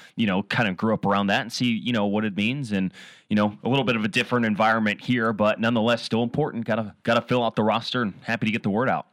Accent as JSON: {"language": "English", "town": "Seattle", "region": "Washington", "country": "United States", "tie": "born or raised there", "said": "I grew up near Green Lake in in Washington and uh, in Seattle, North Seattle"}